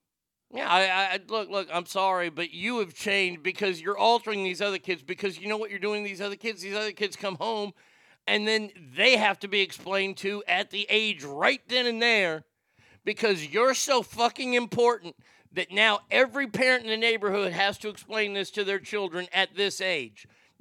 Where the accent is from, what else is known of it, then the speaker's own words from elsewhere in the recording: California, United States; As a Californian, I stand with West Virginia on this one.